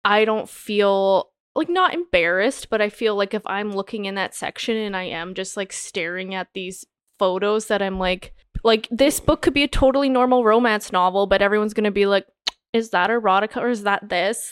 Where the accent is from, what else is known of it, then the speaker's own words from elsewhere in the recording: Canada; growing up in Canada